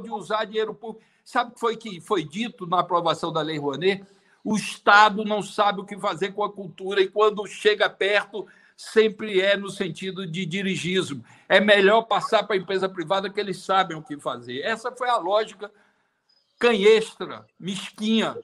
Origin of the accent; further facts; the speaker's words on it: Bahia, Brazil; also born or lived in Sweden; Eu sou brasileiro, eu sou baiano